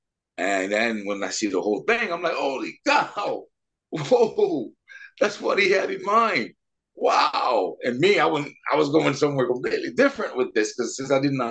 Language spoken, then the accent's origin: English; Montreal, Quebec, Canada; now in Vancouver, Canada; We're from Montreal, but we met out here in Vancouver about 20 years ago.